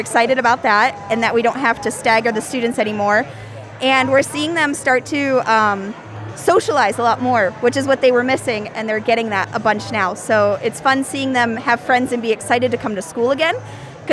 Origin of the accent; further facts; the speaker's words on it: Delaware, Ohio, United States; I'm from Delaware, Ohio